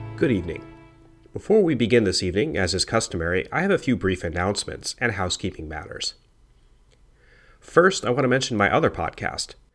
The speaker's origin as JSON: {"language": "English", "region": "Oregon", "country": "United States", "said": "I'm from Oregon"}